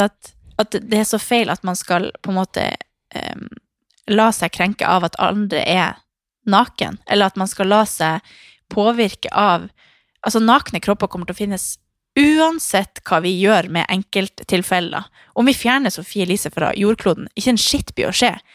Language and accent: Norwegian; Harstad, Troms, Norway; hjemme i Harstad